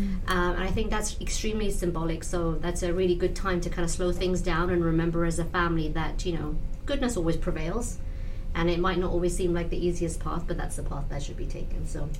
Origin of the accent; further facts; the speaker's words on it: England, United Kingdom; first language Punjabi; also born or lived in North India (ancestry); now in Glencoe, United States; I grew up in England, and my family is of Indian descent from North India. So, growing up, the language spoken at home was Punjabi. So, it's from North India, from the state of Punjab.